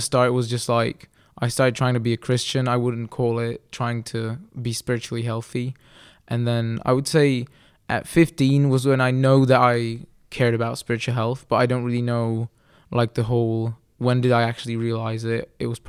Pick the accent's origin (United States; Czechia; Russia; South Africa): Czechia; Kralupy, Central Bohemian Region; also born or lived in England; I was born in England because I'm a missionary kid, but now most of my life I've lived in the Czech Republic in Kralupy, which is a city northwest of Prague, very close to Prague.